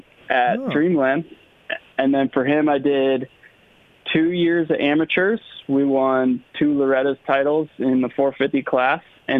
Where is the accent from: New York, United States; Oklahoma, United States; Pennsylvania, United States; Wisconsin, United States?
Wisconsin, United States; Monroe; moved away as an adult; also born or lived in Florida; I'm actually from Monroe, Wisconsin. It's a small town in southern Wisconsin.